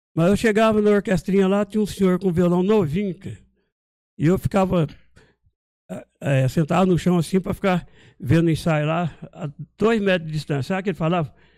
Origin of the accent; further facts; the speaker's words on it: Marília, São Paulo, Brazil; moved away; also born or lived in Montes Claros, Minas Gerais / São José dos Campos; lá em Marília, de onde eu vim